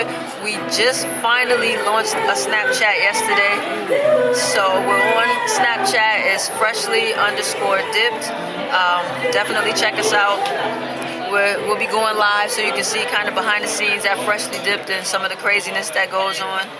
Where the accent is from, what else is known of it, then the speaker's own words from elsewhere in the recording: Buffalo, New York, United States; I'm from Buffalo.